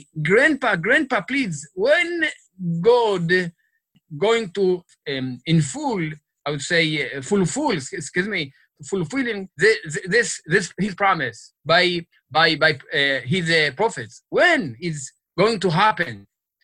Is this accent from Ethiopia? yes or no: yes; Tigray, Ethiopia; now in Israel; I was born in a little village. This is in a Tigray area.